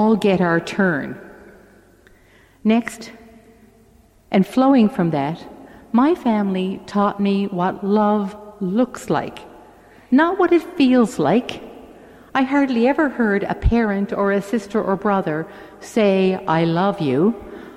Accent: St. John's, Newfoundland and Labrador, Canada; I grew up in St. John's in a three-bedroom house

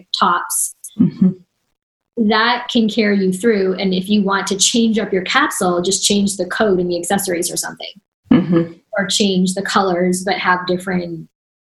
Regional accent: Canada

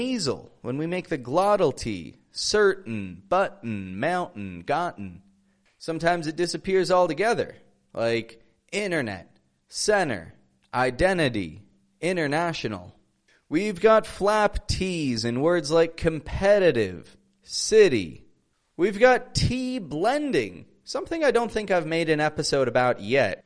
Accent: Toronto, Ontario, Canada; I'm from Toronto, Canada.

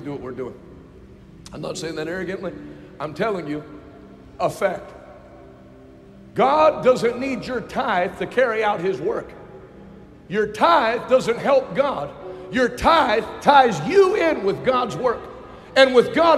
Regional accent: United States; I live in America. I was born in America.

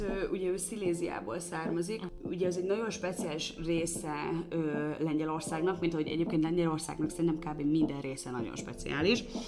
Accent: Hungary; én egy x éves magyar fehér nő vagyok, vidékről jöttem

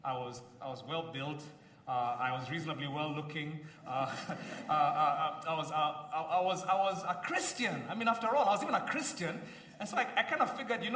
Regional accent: Kenya; like many Kenyans

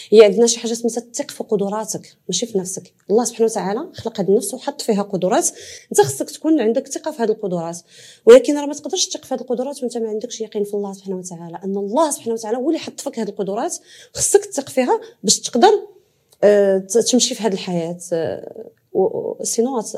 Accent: Morocco; moved away; also born or lived in Belgium; حتى المدارس عندنا في المغرب

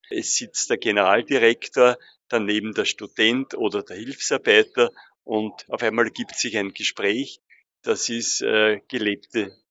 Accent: Tyrol, Austria; Ich bin zwar gebürtige Tirolerin, aber ich nehme natürlich auch das Wahlrecht sehr ernst

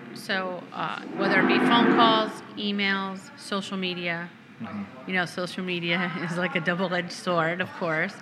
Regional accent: Connecticut, United States; moved away; where I grew up in Connecticut

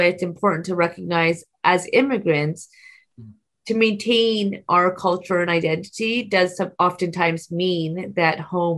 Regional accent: Waterloo, Ontario, Canada; first language Punjabi; English is a second language; I'm born and raised in the Warli region. My first language is Punjabi. I come from an extended family

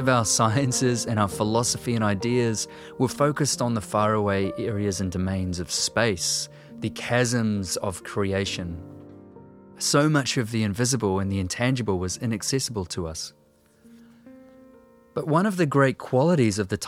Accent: New Zealand; I'm a writer and a musician from Aotearoa, New Zealand.

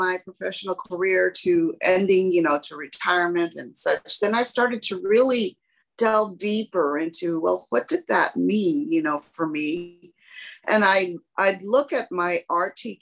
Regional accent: San Antonio, Texas, United States; as a child growing up in San Antonio, Hispanic

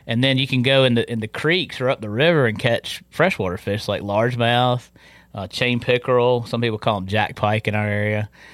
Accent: Tarboro, North Carolina, United States; moved away as an adult; also born or lived in Hatteras, North Carolina; I grew up in Tarboro

